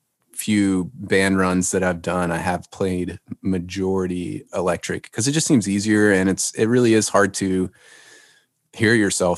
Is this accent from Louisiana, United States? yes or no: yes; Louisiana, United States; now in Nashville, United States; I grew up in Louisiana